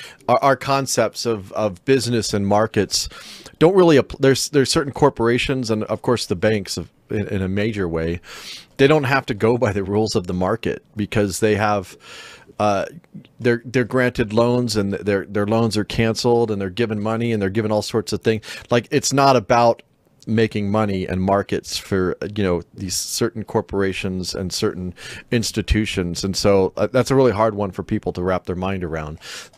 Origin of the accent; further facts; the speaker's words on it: Dallas, Texas, United States; Growing up in Dallas in the 1970s, I was fascinated with Reunion Tower